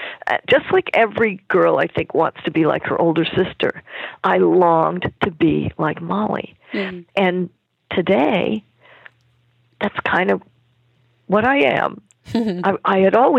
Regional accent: Germany; I was born in Germany

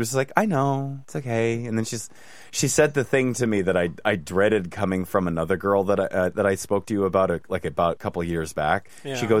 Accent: Scotland, United Kingdom; accent: Scottish; I'm from Scotland. This is my Scottish accent.

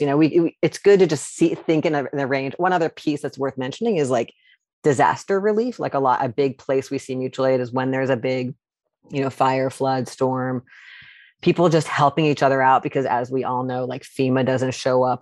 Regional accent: outside Charlottesville, rural central Virginia, United States; also born or lived in New York; now in Seattle, United States; I'm originally from Virginia, from, like, rural central Virginia outside a place that now everybody knows where it is, Charlottesville

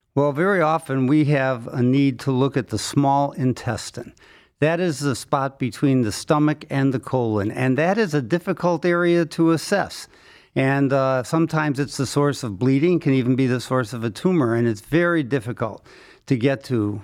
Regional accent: Cleveland, Ohio, United States; I was born in Cleveland, went to Case Western Reserve Medical School, did my training at Case Western Reserve

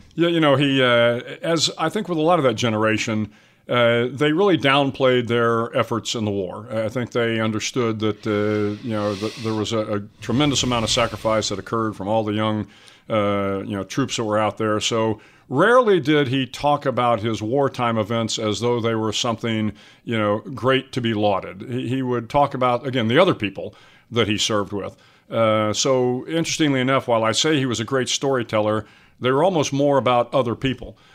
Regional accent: San Antonio, Texas, United States; also born or lived in Pinehurst, North Carolina; I grew up, uh, not too far from here, down in San Antonio, uh, Texas

